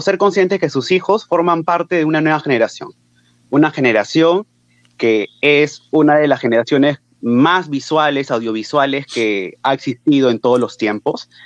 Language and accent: Spanish; Lima, Peru; yo soy de Lima